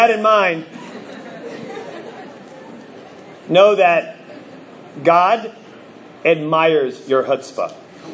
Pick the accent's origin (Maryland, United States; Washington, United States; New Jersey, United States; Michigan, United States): New Jersey, United States; moved away; I grew up in New Jersey